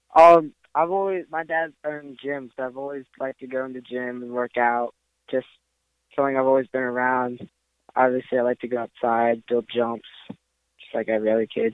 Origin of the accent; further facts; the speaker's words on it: Maryland, United States; I'm from Maryland